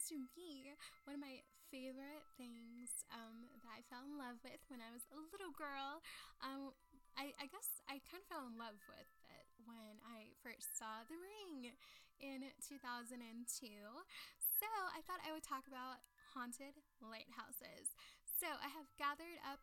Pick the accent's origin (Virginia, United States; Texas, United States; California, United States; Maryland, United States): Texas, United States; South; moved away; I'm from the South Texas and stuff originally